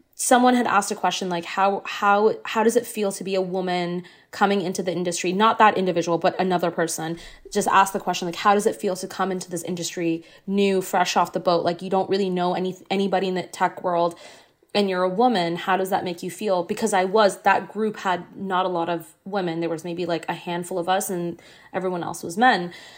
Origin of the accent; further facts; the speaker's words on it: Singapore; also born or lived in Ottawa, Canada; now in Canada; I didn't grow up in Canada. I grew up in Singapore.